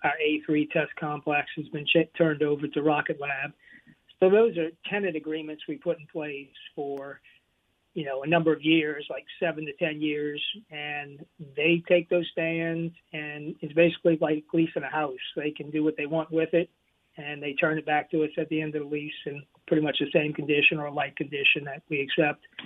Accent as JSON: {"language": "English", "region": "Louisiana", "country": "United States", "said": "I'm from originally from Louisiana"}